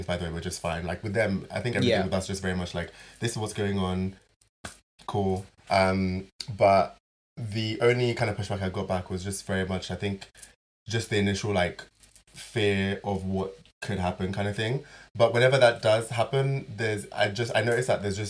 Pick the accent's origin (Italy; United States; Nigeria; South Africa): Nigeria; I'm Nigerian. I go back to Nigeria.